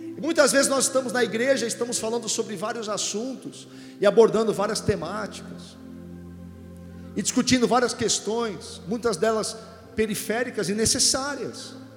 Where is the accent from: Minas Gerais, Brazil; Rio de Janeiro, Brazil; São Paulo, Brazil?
São Paulo, Brazil; Santos; Eu sou de Santos, nascido em Santos, então vivo no litoral